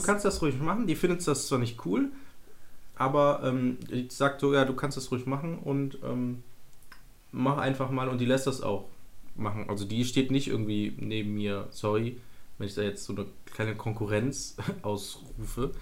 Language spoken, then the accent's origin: German; Mönchengladbach, North Rhine-Westphalia, Germany; als, als Rheinländer, Niederrheiner